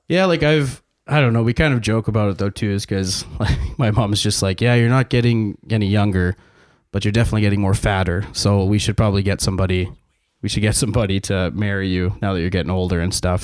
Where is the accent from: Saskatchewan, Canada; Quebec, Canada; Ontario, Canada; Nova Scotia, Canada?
Saskatchewan, Canada; I was born here.